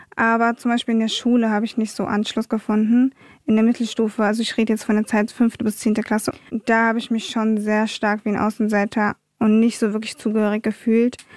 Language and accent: German; Wiesbaden, Hesse, Germany; also born or lived in Munich; ich bin in München geboren, in Wiesbaden aufgewachsen